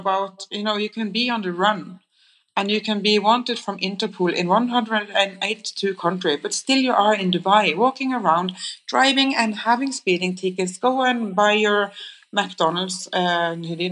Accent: Kristiansand, Agder, Norway; when I grew up in Kristiansand

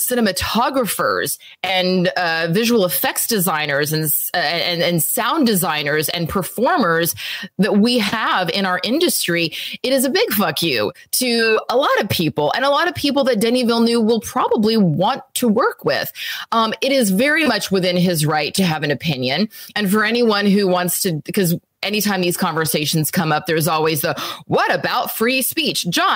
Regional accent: Texas, United States; also born or lived in Louisiana; I'm from Texas and Louisiana.

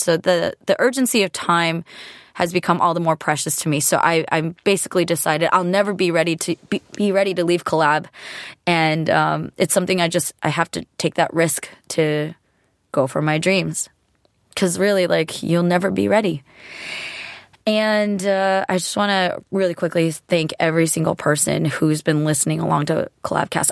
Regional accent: California, United States; being a California girl

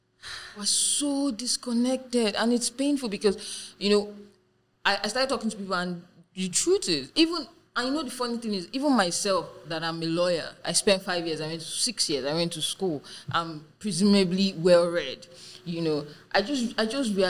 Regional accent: Ondo, Nigeria; one in my hometown, Ondo State

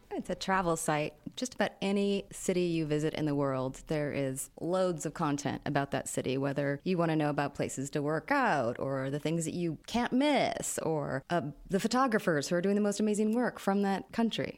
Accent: United States; now in Jordan; as an American here

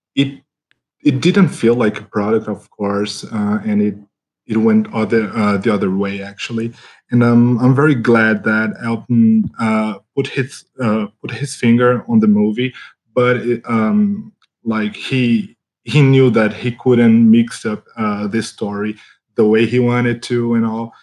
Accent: Brazil; English is a second language; I come from Brazil

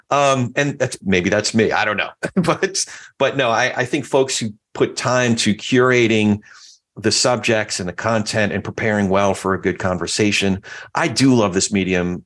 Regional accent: New Jersey, United States; moved away; also born or lived in New York; my home state after we lived in New York and moved to Jersey when I was a, a little boy

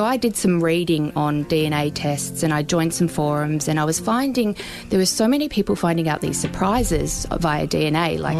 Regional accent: Werribee, Victoria, Australia; also born or lived in Melbourne; We lived in Werribee mostly growing up.

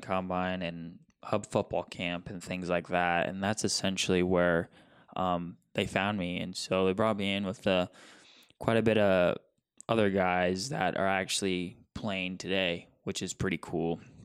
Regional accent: Billings, Montana, United States; I'm a Montana kid, born and raised in Billings, Montana.

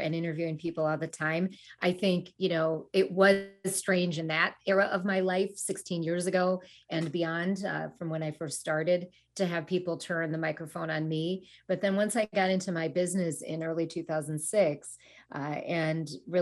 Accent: United States; also born or lived in Sri Lanka; came to the U.S. when I was a toddler

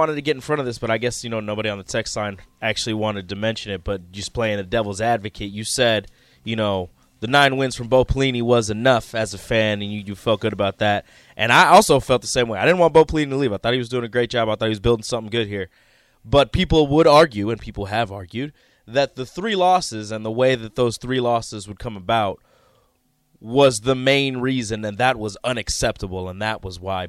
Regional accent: Omaha, Nebraska, United States; Look, I grew up in South Omaha.

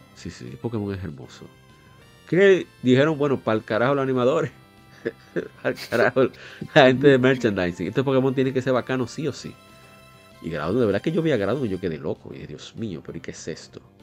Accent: Dominican Republic; en mi país

